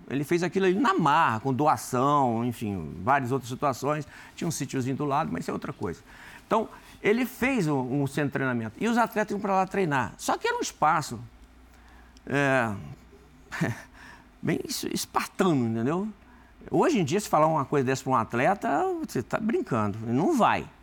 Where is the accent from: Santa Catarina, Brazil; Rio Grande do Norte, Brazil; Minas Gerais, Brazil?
Rio Grande do Norte, Brazil; also born or lived in Espírito Santo; Bom, sou do Rio Grande do Norte, nascido lá. Nunca perdi o, o, a, a, a, ligação com, com o Nordeste, né?